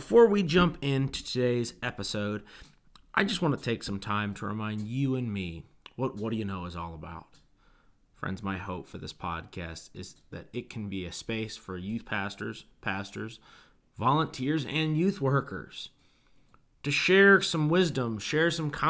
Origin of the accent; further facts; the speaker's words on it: Mid-Atlantic, United States; I grew up on the Mid-Atlantic District